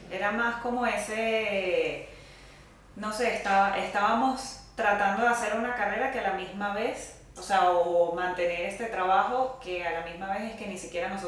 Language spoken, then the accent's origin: Spanish; Caracas, Capital District, Venezuela; also born or lived in -; Bueno, somos venezolanas ambas. Eh, yo soy de Caracas, Vicky es de Puerto la Cruz.